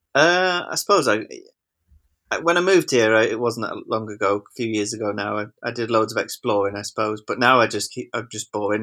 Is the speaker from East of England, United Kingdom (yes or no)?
no; Wigan, North West England, United Kingdom; now in Macclesfield, United Kingdom; I'm from Wigan, but we live here